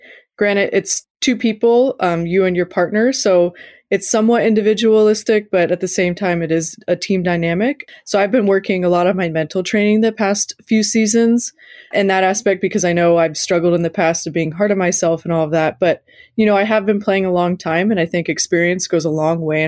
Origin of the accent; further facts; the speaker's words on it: Los Alamitos, California, United States; I grew up in Los Alamitos, which is obviously close to the coast in Southern California